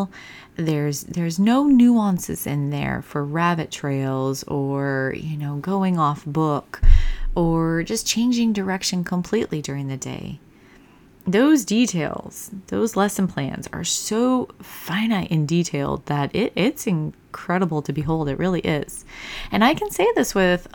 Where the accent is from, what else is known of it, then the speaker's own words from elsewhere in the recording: Michigan, United States; moved away; my home state of Michigan, the small town I went through, we had everything from preschool